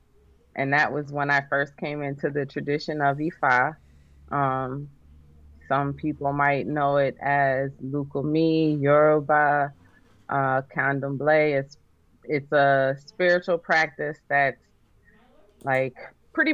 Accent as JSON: {"language": "English", "region": "New Jersey", "country": "United States", "tie": "born or raised there", "said": "growing up in Jersey"}